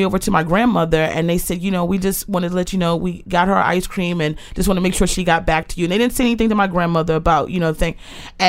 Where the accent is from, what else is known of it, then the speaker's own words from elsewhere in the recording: Aberdeen, Maryland, United States; also born or lived in Baltimore, Maryland; Born November 3rd. I was born in Baltimore, and then I was raised in Aberdeen, Maryland, right behind Aberdeen Proving Ground.